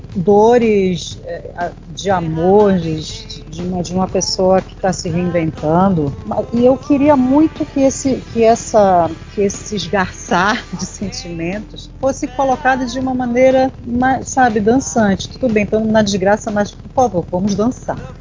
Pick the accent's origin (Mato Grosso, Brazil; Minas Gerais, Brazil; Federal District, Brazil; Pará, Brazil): Pará, Brazil; Belém; moved away as an adult; also born or lived in São Paulo; eu saí de Belém, circulei pelo Brasil, morei fora, morei em São Paulo durante muitos anos